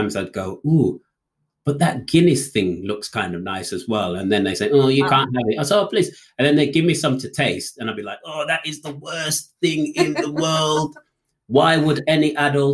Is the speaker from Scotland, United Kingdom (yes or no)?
no; Walsall, West Midlands, United Kingdom; I was born in the West Midlands, a small town called Walsall